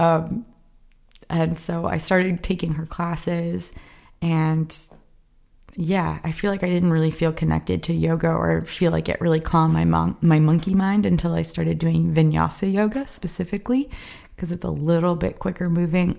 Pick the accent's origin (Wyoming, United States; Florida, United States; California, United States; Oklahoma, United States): Florida, United States; South; moved away as an adult; also born or lived in Fort Lauderdale; now in Los Angeles, United States; South Florida. It's swampy